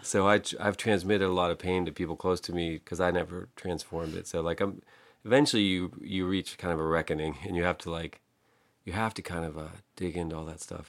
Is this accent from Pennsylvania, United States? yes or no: yes; Pittsburgh, Pennsylvania, United States; I grew up in Pittsburgh, uh, a neighborhood called Penn Hills